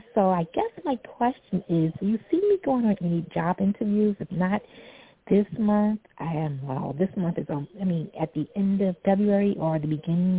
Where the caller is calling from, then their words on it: New York City, New York, United States; Hi. This is … I'm calling from New York City.